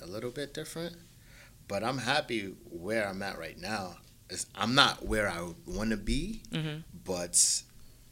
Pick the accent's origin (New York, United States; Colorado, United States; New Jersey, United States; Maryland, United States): New York, United States; New York City; now in Queens, United States; I'm from Brooklyn